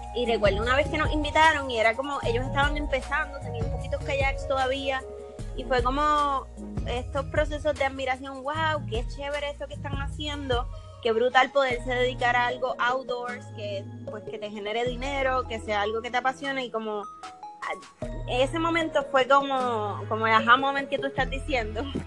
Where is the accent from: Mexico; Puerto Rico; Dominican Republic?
Puerto Rico; Toa Baja; yo me crié en Tuabaja, en Levitown